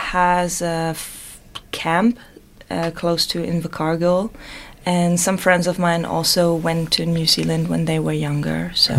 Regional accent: a small town near Bonn or Cologne, North Rhine-Westphalia, Germany; moved away as an adult; also born or lived in Netherlands; I am from Germany, from a very small town close to Bonn or Cologne. And since I left that town, I've been around. Like, I studied in the Netherlands for 6 years.

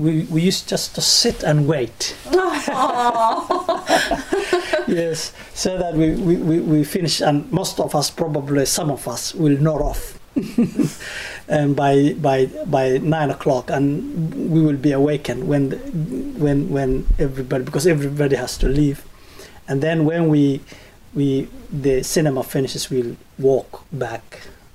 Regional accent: Mogadishu, Banadir, Somalia; moved away as an adult; now in New Zealand; I came from Somalia. I grew up in Mogadishu, the capital city of Mogadishu.

